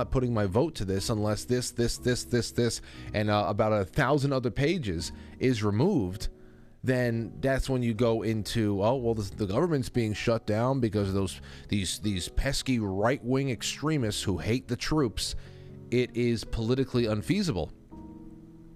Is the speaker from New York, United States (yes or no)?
yes; New York, United States